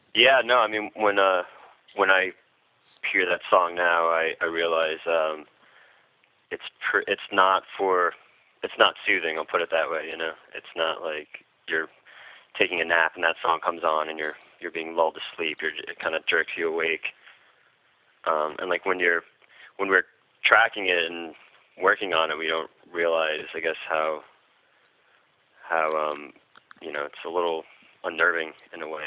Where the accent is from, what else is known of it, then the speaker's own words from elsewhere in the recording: New York City, New York, United States; growing up in New York City